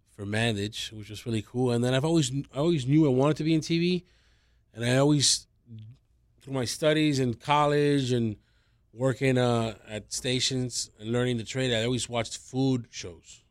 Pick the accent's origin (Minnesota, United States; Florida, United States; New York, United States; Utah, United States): Florida, United States; Miami; also born or lived in Kendall, Miami; I'm from Westchester, born and raised there